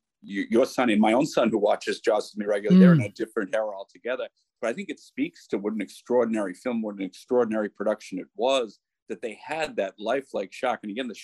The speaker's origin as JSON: {"language": "English", "town": "Boston", "region": "Massachusetts", "country": "United States", "tie": "born or raised there", "moved": "as an adult", "lives_now": "Ireland", "said": "my own time growing up in Boston"}